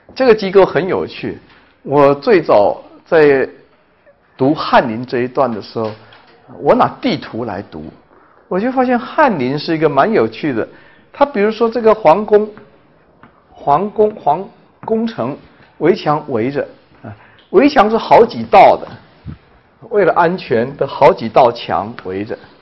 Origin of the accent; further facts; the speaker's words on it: China; 我们中国人经常会危言耸听